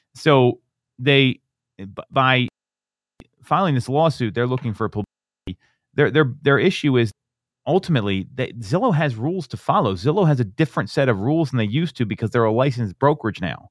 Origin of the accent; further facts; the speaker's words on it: Chester Springs, Pennsylvania, United States; where I grew up out in Chester Springs